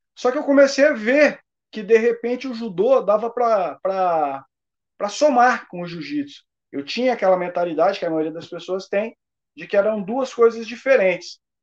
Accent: Paraná, Brazil; Sou do Paraná

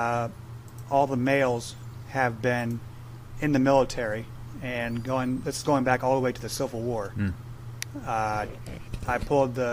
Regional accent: Columbus, Ohio, United States; moved away as an adult; also born or lived in Chicago / North Carolina / Virginia; Born and raised here in Columbus, Ohio

